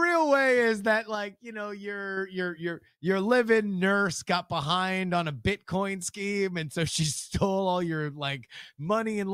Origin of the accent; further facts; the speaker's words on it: Florida, United States; also born or lived in California; now in Texas, United States; I'm from Florida. I'm not from California. I ain't from Texas. I'm always going to be Florida.